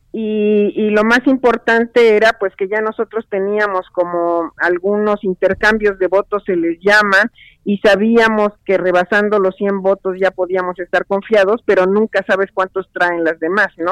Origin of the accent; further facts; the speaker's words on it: Mexico; soy una experta mexicana en el Comité CEDAW